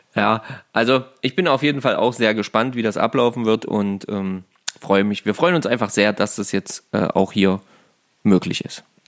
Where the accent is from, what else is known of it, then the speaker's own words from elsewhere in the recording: Saxony-Anhalt, Germany; hier in, äh, bei uns in Sachsen-Anhalt